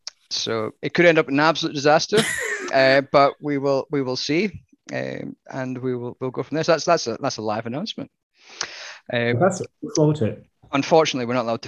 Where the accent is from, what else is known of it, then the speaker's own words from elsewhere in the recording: Southwest Scotland, United Kingdom; I'm from Southwest Scotland, which is otherwise known as God's country